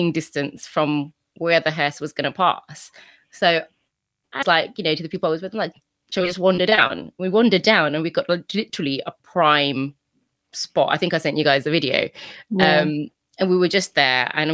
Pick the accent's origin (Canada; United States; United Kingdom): United Kingdom; I am British